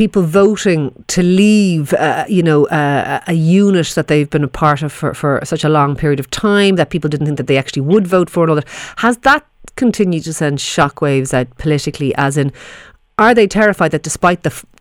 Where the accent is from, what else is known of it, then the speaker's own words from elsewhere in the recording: Ireland; we would recognise as Irish people